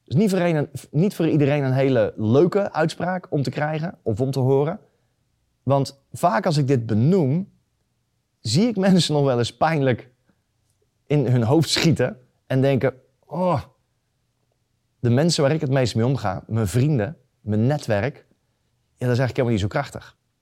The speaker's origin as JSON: {"language": "Dutch", "area": "near Eindhoven", "region": "North Brabant", "country": "Netherlands", "said": "ik kom uit de buurt van Eindhoven"}